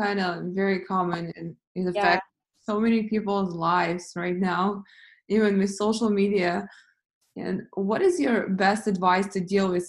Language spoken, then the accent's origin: English; Russia; I grew up in Russia